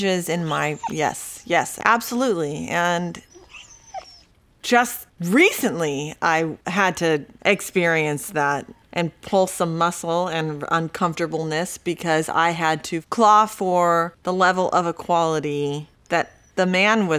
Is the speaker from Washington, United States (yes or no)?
no; San Diego, California, United States; also born or lived in Mexico; I was born in Mexico and lived there till I was about 3 or 4 years old. Then we moved to San Diego